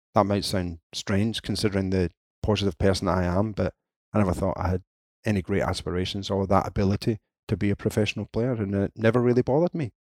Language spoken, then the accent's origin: English; Scotland, United Kingdom; being Scottish